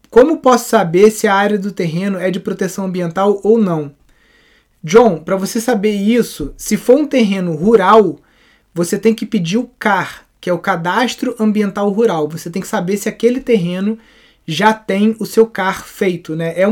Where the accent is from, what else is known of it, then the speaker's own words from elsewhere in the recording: Natal, Rio Grande do Norte, Brazil; Eu sou de Natal.